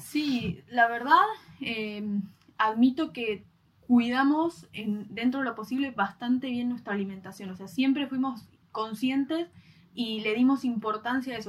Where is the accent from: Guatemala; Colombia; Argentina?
Argentina; como los argentinos lo conocemos